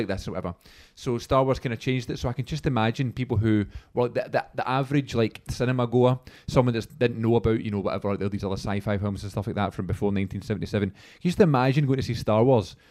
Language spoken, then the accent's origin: English; Scotland, United Kingdom; we're Scottish